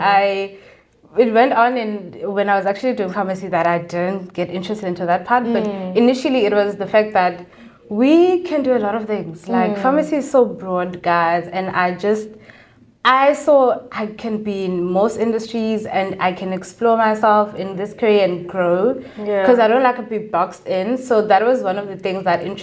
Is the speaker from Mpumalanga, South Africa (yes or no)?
no; Ngcobo, Eastern Cape, South Africa; now in Cape Town, South Africa; I'm from Engobo, a town in the Eastern Cape. And yeah, that is me. I grew up there, and I've been in Cape Town for 7 years